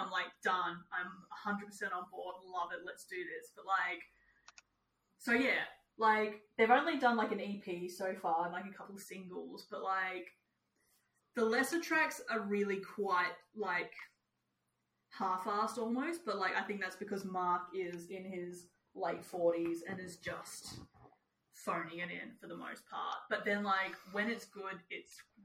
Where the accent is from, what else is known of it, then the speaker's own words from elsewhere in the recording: New Zealand; As a Kiwi